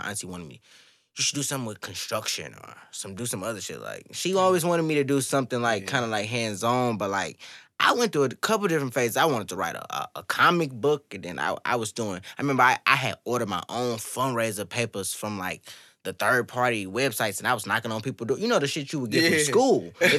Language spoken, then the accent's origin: English; St. Louis, Missouri, United States; I'm from St. Louis, Missouri, but... I mean, I'm from Pine Line, so y'all know where that's at. Yeah. Went to Normandy all my life. Went to Pine Line.